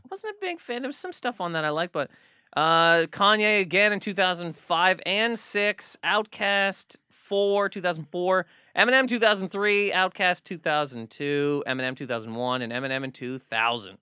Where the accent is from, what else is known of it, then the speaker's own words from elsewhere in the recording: Nova Scotia, Canada; moved away; also born or lived in Toronto; growing up in Nova Scotia